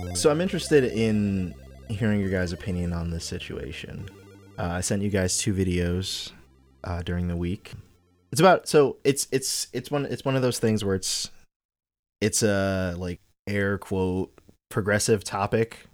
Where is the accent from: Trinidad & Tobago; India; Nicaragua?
Trinidad & Tobago; moved away; I'm from Trinidad. We don't have football. Like, I grew up watching cricket.